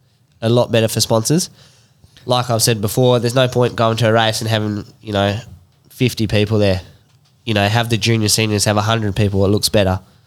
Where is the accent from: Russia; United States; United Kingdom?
United Kingdom; England; now in Australia; where I grew up in England